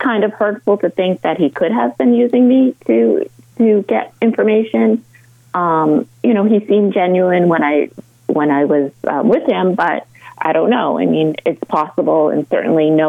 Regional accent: Stoneham, Massachusetts, United States; moved away as an adult; now in Arlington, Virginia, United States; I grew up in Stoneham

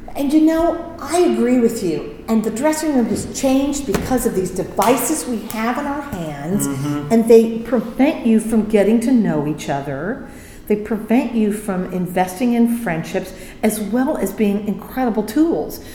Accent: Indiana, United States; I'm from Indiana. I grew up in Indiana.

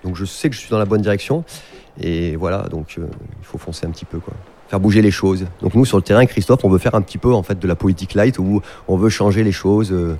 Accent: Herbeys, Auvergne-Rhône-Alpes, France; j'ai grandi à la Pra, j'ai fait tout à la Pra, j'ai joué au foot dans les champs

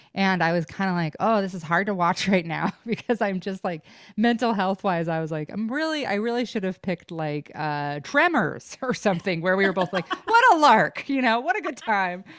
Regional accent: Idaho, United States; growing up in Idaho

